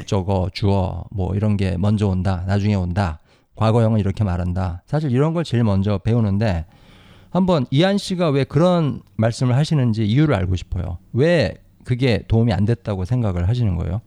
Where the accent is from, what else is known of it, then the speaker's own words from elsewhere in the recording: South Korea; first language Korean; 저는 저는 한국 사람으로서 영어를 배웠으니까